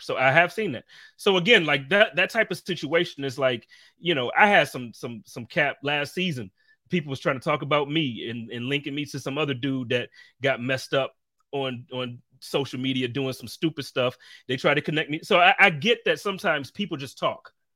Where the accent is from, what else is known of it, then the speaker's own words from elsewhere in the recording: Buffalo, New York, United States; moved away; also born or lived in Indianapolis, Indiana; I grew up in Buffalo